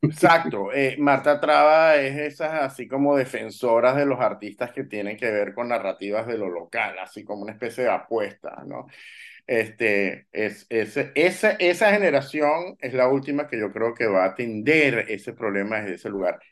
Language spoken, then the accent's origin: Spanish; Venezuela; nosotros como venezolanos